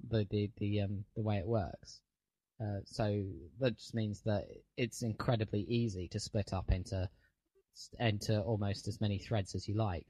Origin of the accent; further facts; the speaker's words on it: United Kingdom; being British